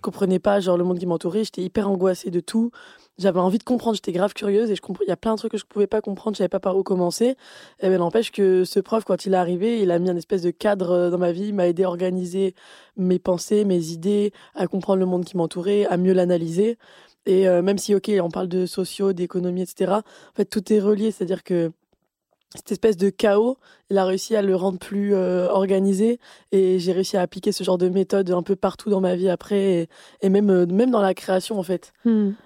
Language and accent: French; Avignon, Provence-Alpes-Côte d'Azur, France; j'ai grandi à Avignon